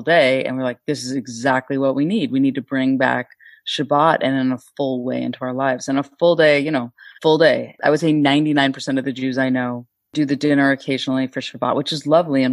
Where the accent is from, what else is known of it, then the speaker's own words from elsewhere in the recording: Northern California, United States; I grew up in Northern California as a cultural Jew